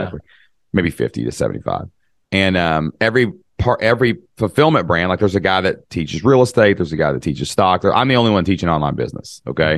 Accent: Kentucky, United States; I'm from Kentucky

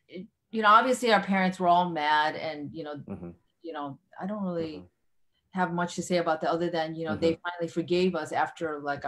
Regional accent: Chicago, Illinois, United States; we both have very different family backgrounds, even though we're both from Chicago and from a Korean American family

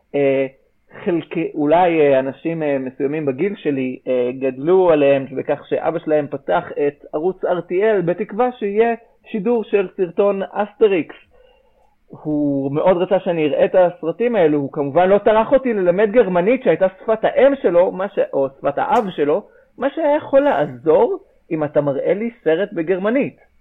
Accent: Israel; שזה משהו שכולנו בארץ גדלנו עליו

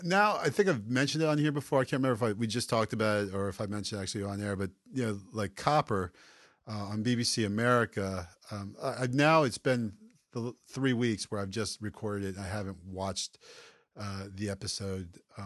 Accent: Baltimore, Maryland, United States; We're from Baltimore, the O's.

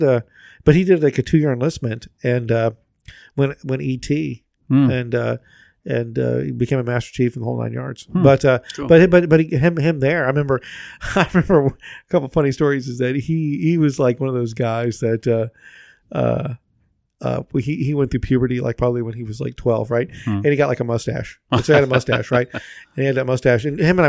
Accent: Atlanta, Georgia, United States; moved away as an adult; And I was from Atlanta.

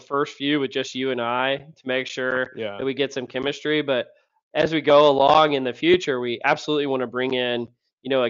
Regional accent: Louisiana, United States; I'm from Louisiana

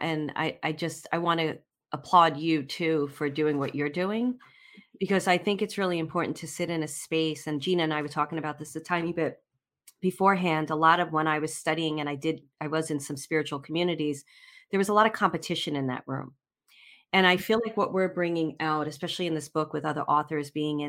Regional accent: Brooklyn, New York, United States; born there; So I was born in Brooklyn.

